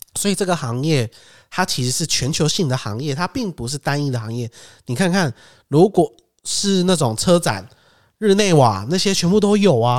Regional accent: Taiwan; 身为台湾人

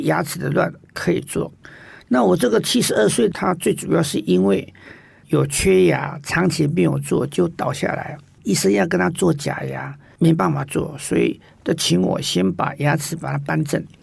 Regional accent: Taiwan; 发觉我们台湾人并不是百分之百认同这样是最好的微笑

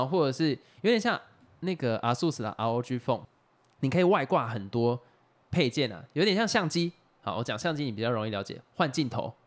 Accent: Xinwu, Taoyuan, Taiwan; 像我们小时候在新屋长大的，那个时候有很多在养猪哦，或者养鸡

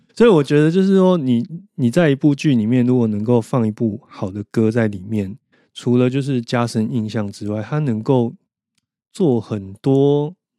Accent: Taiwan; 那我们台湾人又去跟日本人学习

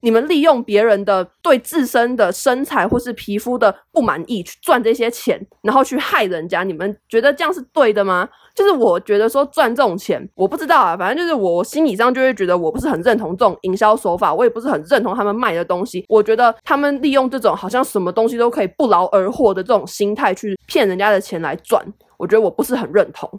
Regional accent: Taiwan; 因为台湾人没有人会说视频，我们从小到大都是说影片

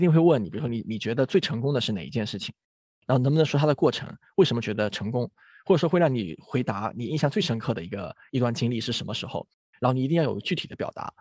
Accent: Fujian, China; moved away as an adult; also born or lived in Chongqing; now in Beijing, China; 我其实也来自一个福建的一个小县城

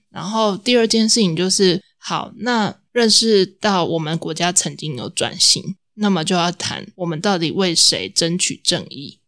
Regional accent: Taiwan; 我们台湾人

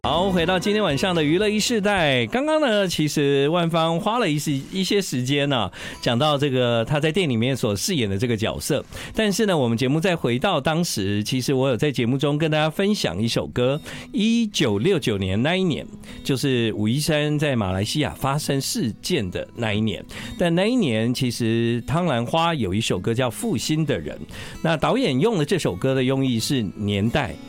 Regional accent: Taiwan; 我们在台湾长大的孩子

